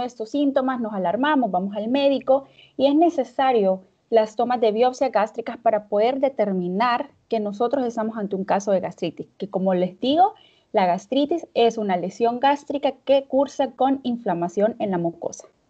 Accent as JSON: {"language": "Spanish", "country": "El Salvador", "moved": "yes", "lives_now": "Russia", "said": "soy médico salvadoreño, pero me encuentro viviendo en Rusia"}